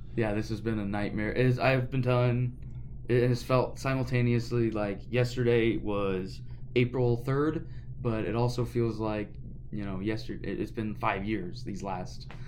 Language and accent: English; York, Nebraska, United States; I grew up here in York